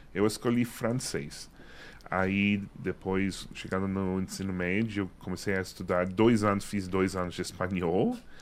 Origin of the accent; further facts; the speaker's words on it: Massachusetts, United States; Portuguese is a second language; moved away; also born or lived in New York; eu nasci em Massachusetts